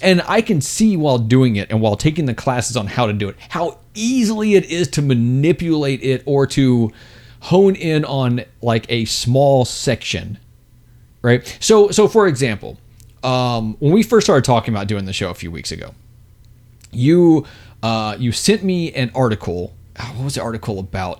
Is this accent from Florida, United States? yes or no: no; Texas, United States; we're both from Texas